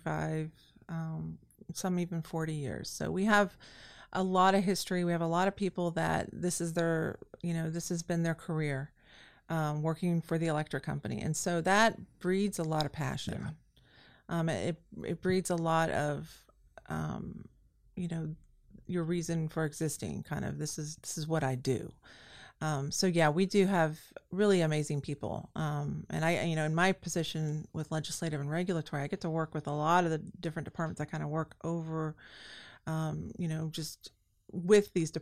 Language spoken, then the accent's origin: English; Lakeland, Florida, United States; I enjoy that this is my hometown. I'm from here, grew up here.